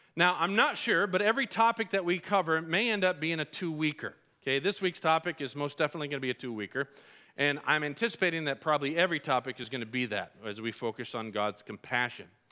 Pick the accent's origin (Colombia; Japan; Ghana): Colombia; moved away; I grew up in Colombia